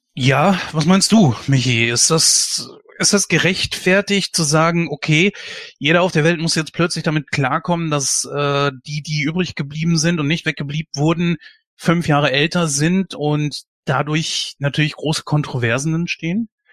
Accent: Germany; bei uns in Deutschland

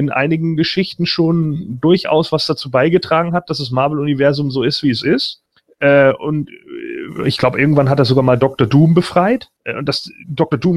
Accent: Northern Germany, Germany; Für mich als Norddeutscher ist das vielleicht näher als für andere.

